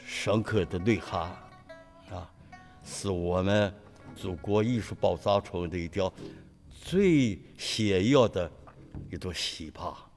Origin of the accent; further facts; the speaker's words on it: Xi'an, Shaanxi, China; 我是来自陕西西安